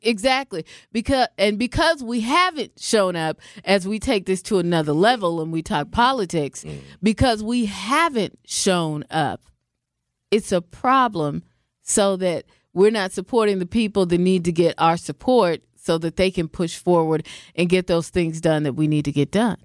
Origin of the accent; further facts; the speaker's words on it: Seattle, Washington, United States; moved away; I'm from the West Coast. I'm from Seattle, mm-hmm. Seattle, Washington